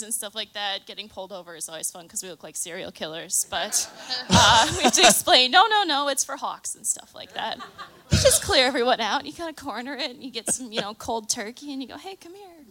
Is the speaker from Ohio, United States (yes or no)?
no; Chicago, Illinois, United States; I am from Chicago